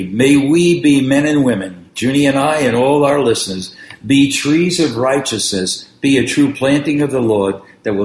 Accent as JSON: {"language": "English", "town": "New York City", "region": "New York", "country": "United States", "tie": "born or raised there", "said": "I grew up on East 91st Street in Brooklyn, New York"}